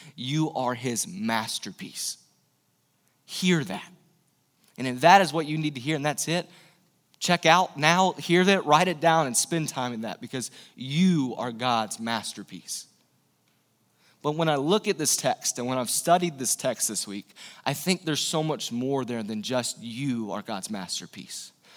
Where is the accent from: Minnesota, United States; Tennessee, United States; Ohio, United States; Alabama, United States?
Tennessee, United States; East; I'm from the South. I'm from East Tennessee, Bible Belt